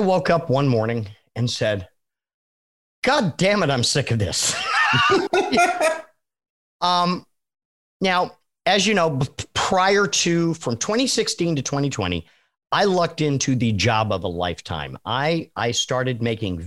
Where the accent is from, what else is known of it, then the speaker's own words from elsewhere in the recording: New England, United States; I learned how to drive in New England